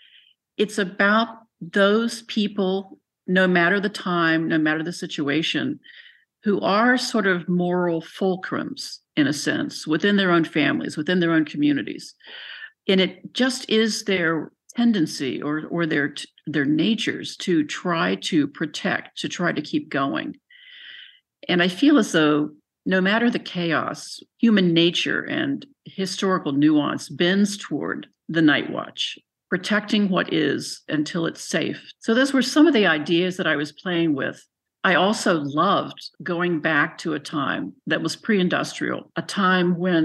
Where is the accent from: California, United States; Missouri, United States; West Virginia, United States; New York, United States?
West Virginia, United States; Buckhannon; moved away; I grew up in Buchanan, so that's 20 minutes, you know, from Weston